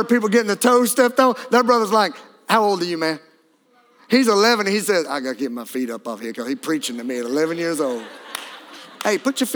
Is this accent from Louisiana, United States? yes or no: yes; Louisiana, United States; I'm from Louisiana